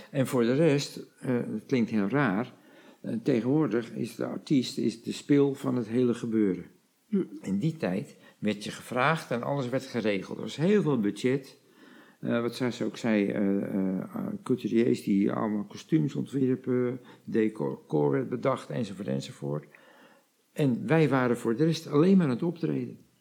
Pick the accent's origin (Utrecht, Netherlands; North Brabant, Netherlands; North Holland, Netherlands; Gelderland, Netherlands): North Holland, Netherlands; the Kop van Noord-Holland; we komen uit de kop van Noord-Holland